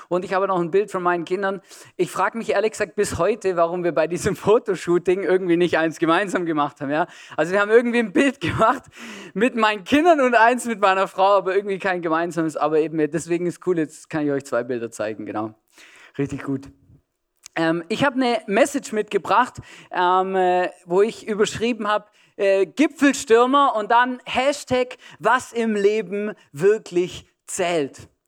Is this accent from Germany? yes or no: yes; Germany; also born or lived in Switzerland; now in Austria; ich bin in Deutschland aufgewachsen, habe in der Schweiz äh, schon gewohnt, äh, paar Jahre und jetzt schon seit über zehn Jahren in Österreich.